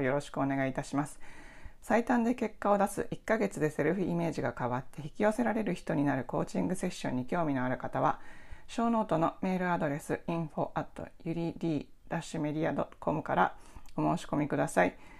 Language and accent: Japanese; Kansai, Japan; 私はあの関西で育って親が自営業だったんですけど